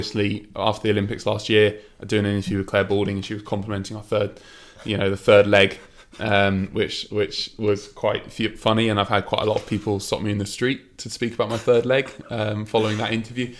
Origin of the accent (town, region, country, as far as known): England, United Kingdom